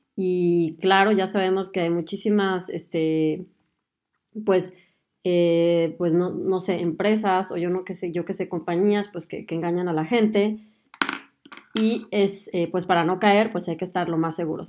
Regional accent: Mexico; moved away as an adult; now in Germany; soy mexicana y además de aventurarme en el mundo de la medicina, también decidí mudarme a Alemania

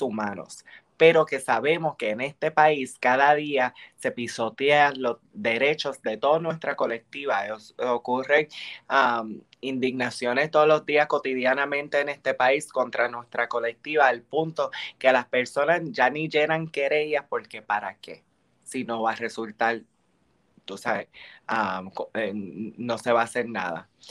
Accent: Bayamón, Puerto Rico; moved away; also born or lived in United States; aquí en mi pueblo, en Bayamón

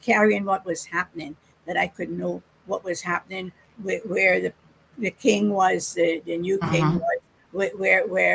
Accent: Cayman Islands; we are Caymanians and we are British subjects

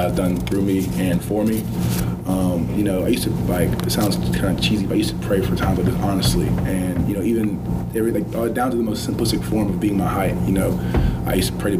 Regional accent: Augusta, Georgia, United States; I'm from Augusta, Georgia, raised by a single mother household

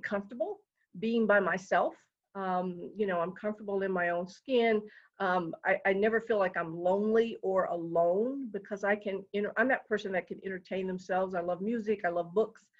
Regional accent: Detroit, Michigan, United States; now in Colorado, United States; I grew up in Detroit, Michigan

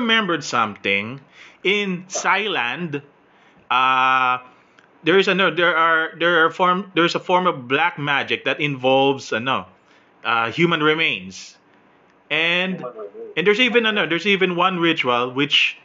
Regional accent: Philippines; I'm Filipino

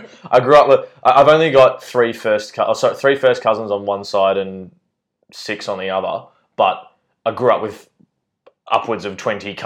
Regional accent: Melbourne, Victoria, Australia; growing up in Mount Waverley

